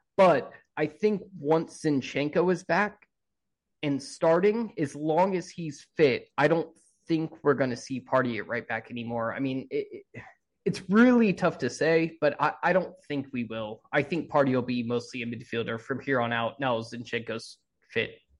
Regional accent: United States; as an American

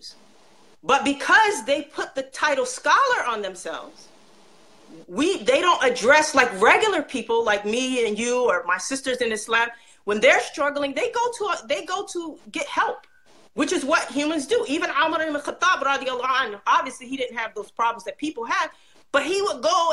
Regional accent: United States; also born or lived in Egypt / Saudi Arabia; I'm African American.

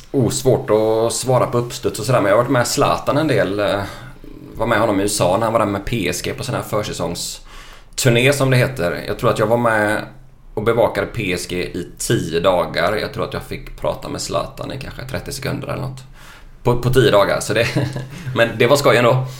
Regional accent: Lysekil, Västra Götaland, Sweden; jag kommer från Lysekil från början.

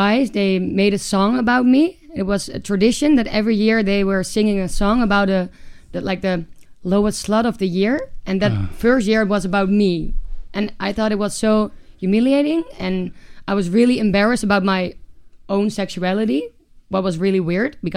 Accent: Amsterdam, North Holland, Netherlands; moved away as an adult; also born or lived in Groningen; I'm from Amsterdam, and then I wanted to study. I moved to Groningen

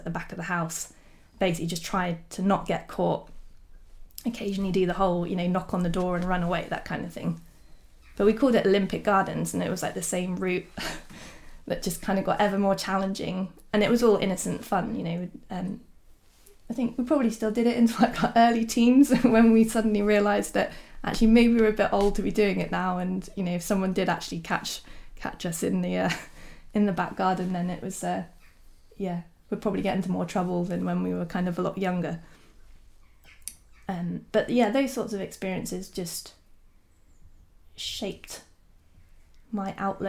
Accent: South Devon, South West England, United Kingdom; I grew up in South Devon, close to Dartmoor

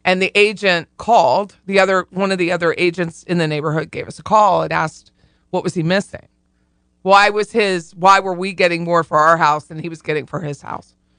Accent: Harrisburg, Pennsylvania, United States; We say you guys, we don't say yuns in Harrisburg

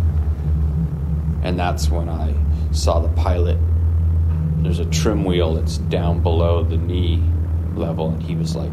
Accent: Topanga, California, United States; I grew up on Topanga Beach in the late 60s, early 70s, or through the 70s, really

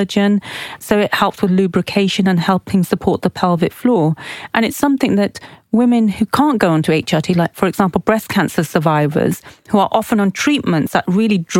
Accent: Oxford, South East England, United Kingdom; we grew up in Oxford, but we're of Pakistani heritage

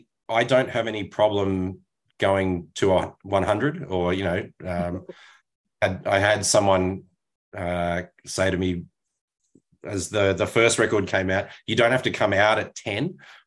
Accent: Australia; which as an Australian, you don't know how to take a compliment.

